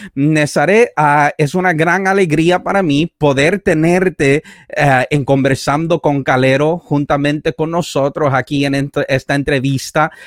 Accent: Canada; also born or lived in Puerto Rico; yo viví en Puerto Rico durante siete años, he viajado por los Estados Unidos y bueno, fui criado en Canadá

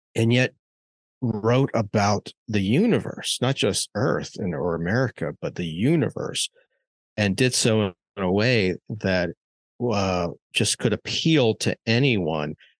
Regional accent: Maryland, United States; when I was growing up in Maryland

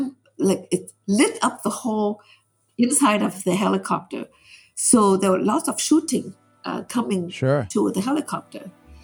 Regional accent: Vietnam; now in United States; I said, yes, I'm from Vietnam.

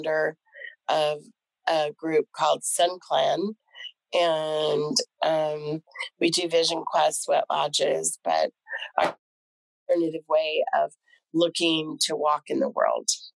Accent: Southern California, United States; I grew up in Southern California

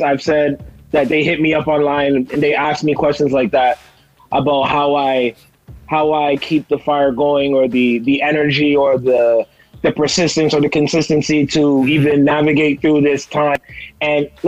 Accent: Toronto, Ontario, Canada; coming back home, it's real difficult to navigate through Toronto

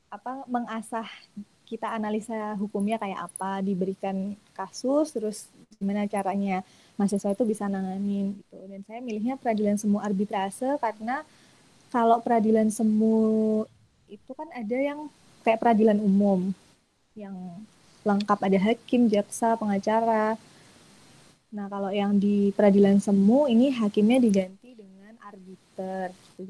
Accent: Bantul, Special Region of Yogyakarta, Indonesia; saya asli orang Bantul jadi uh, di dekat UMY

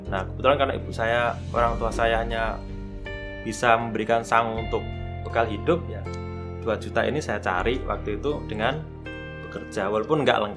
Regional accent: Cepu, Central Java, Indonesia; moved away as an adult; now in Yogyakarta, Indonesia; saya apa namanya? kan dari Cepu ya. Saya aslinya Cepuan, terus kemudian okay. ya di Jawa Tengah, terus kemudian ke Jogja ini modalnya kan modal modal semangat aja

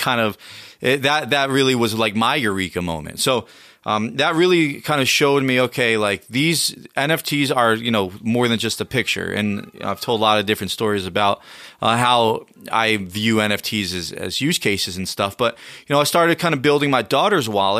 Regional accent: United States; I'm the American version of you

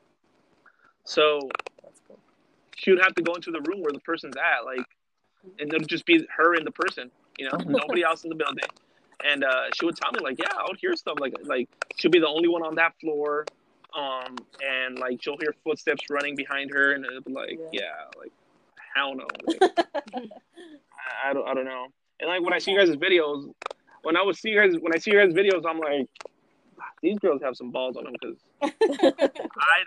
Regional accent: Los Angeles, California, United States; we're from Los Angeles

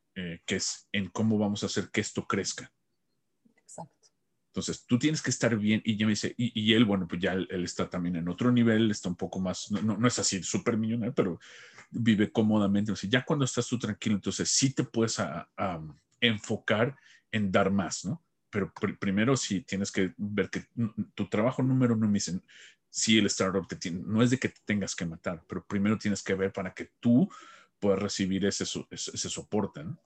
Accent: Mexico; como decimos en México

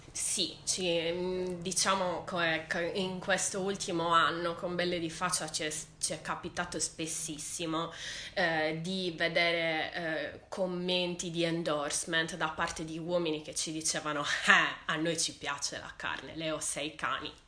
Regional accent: Sardinia, Italy; sono sarda

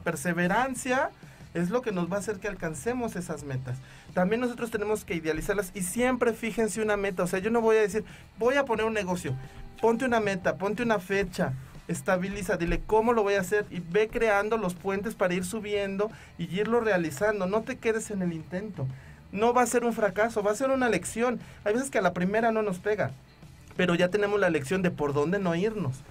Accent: Mexico; nosotros como mexicanos

